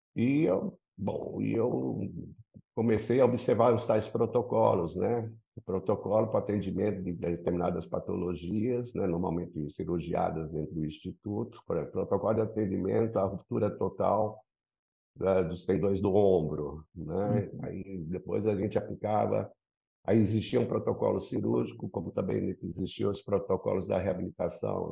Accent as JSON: {"language": "Portuguese", "region": "São Paulo", "country": "Brazil", "tie": "born or raised there", "moved": "as an adult", "lives_now": "Rio de Janeiro, Brazil", "said": "Eu sou paulista, né? Nasci aí na Rua Frei Caneca, sou um paulistinha da Gema. E há 22 anos vim aqui para o Rio. Então, eu, eu sou um paulioca, porque é o maior tempo de vida minha ainda foi em São Paulo."}